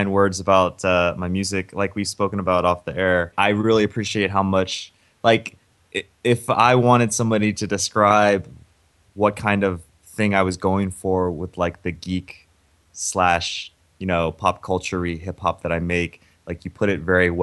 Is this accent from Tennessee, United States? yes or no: yes; Memphis, Tennessee, United States; moved away; also born or lived in Ohio; I grew up in Memphis